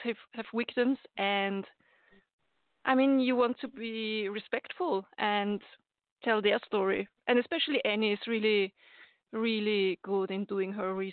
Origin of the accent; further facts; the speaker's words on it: Austria; I'm from Austria